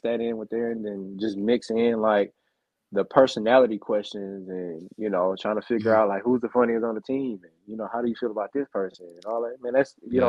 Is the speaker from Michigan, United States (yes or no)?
no; Beaumont, Texas, United States; also born or lived in Houston; now in Denver, United States; yeah, I'm from Beaumont, bro.